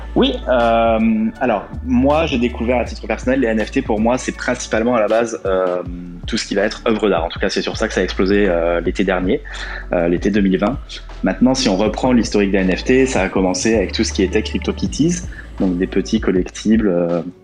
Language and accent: French; France; now in Portugal; je suis français habitant au Portugal